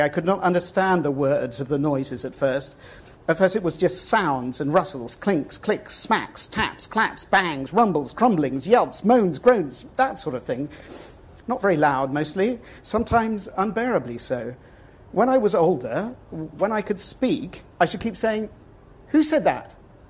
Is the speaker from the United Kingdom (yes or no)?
yes; England, United Kingdom; now in Texas, United States; I live in Texas, but I'm not Texan. And living in Texas, I found that I missed England desperately, and I desperately wanted somehow to go back.